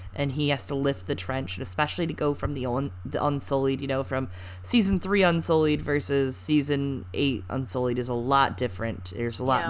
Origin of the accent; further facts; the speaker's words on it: Michigan, United States; I'm from Michigan. That's true. I I, I was born in Michigan